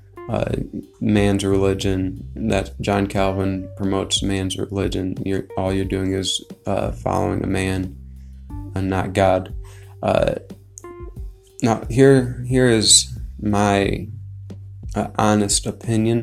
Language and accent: English; United States; I'm American